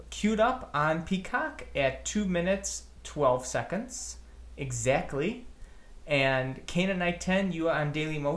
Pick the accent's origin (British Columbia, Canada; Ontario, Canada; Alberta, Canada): Ontario, Canada; Hamilton; We are here from Hamilton, Ontario, Canada for WWF Breakdown in Your House.